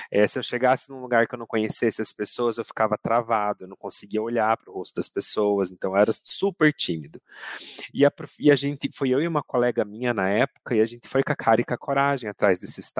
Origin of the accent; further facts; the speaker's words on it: Campo Mourão, Paraná, Brazil; accent: Curitiba; now in Curitiba, Brazil; Hoje em uhum. dia o meu sotaque já é mais curitibanês, né? Acabei herdando isso. Faz 16 anos que eu tô aqui na capital, mas eu sou natural de Campo Mourão, do interior do uhum.